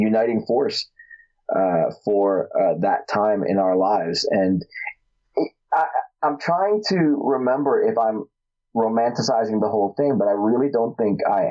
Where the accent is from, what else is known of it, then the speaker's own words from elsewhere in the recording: Newark, New Jersey, United States; I grew up in Newark, New Jersey, not the gentlest of places to grow up